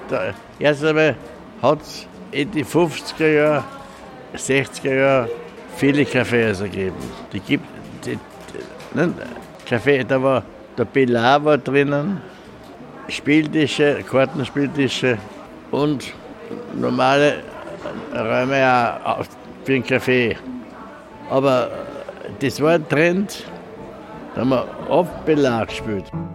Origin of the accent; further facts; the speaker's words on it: Vienna, Austria; wo ich aufgewachsen bin, im 17.